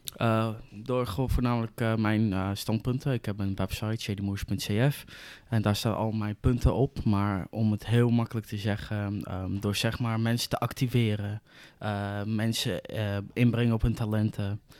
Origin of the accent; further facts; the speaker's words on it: Zoetermeer, South Holland, Netherlands; ik kom uit Zoetermeer